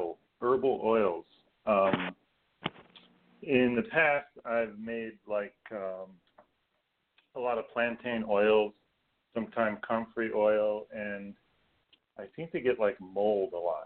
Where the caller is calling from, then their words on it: Beacon, New York, United States; I'm calling from Beacon, New York, just downriver from you.